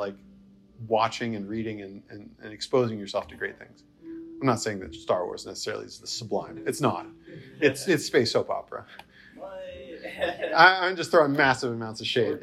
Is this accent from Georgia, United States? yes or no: no; New Jersey, United States; moved away as an adult; also born or lived in the South / the Midwest; growing up in New Jersey